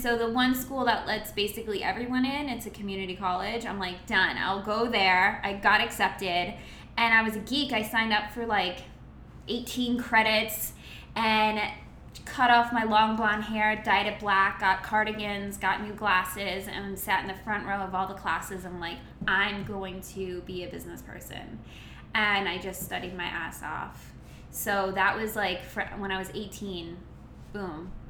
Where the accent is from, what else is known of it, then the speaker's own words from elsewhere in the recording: Long Island, New York, United States; moved away as an adult; I'm originally from Long Island, New York.